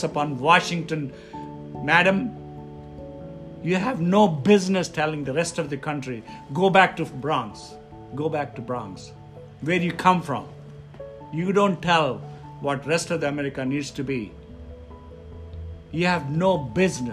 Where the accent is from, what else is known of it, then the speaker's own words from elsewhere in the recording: India; now in United States; I come from India